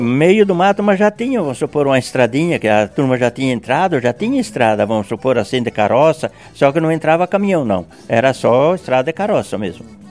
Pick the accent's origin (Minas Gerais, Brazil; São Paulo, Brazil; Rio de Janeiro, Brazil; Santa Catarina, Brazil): Santa Catarina, Brazil; Castelo Branco; now in Barra Grande, Brazil; Eu nasci no município de Castelo Branco